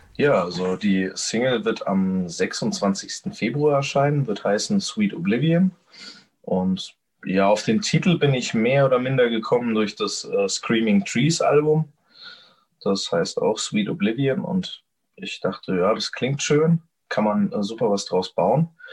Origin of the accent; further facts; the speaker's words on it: Gemünden, Germany; ich bin hier eben aufgewachsen